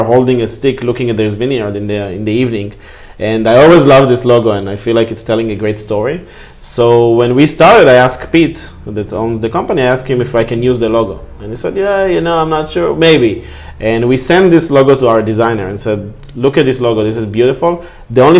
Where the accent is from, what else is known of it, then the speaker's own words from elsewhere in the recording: Israel; moved away; I'm from Israel